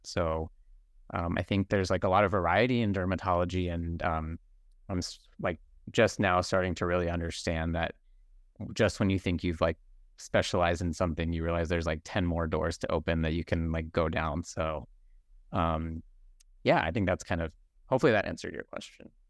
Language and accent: English; Bakersfield, California, United States; I, um, actually grew up in the Central Valley, I'm from Bakersfield, California